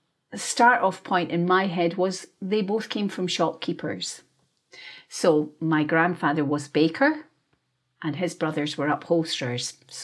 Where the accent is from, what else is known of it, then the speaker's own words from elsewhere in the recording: Perth, Scotland, United Kingdom; I was born and raised in Scotland. And I was raised by my father and mother. My father was Scottish and my mother was part English. So they had come from London and they were army people. So we grew up in Perth because they had a barracks there.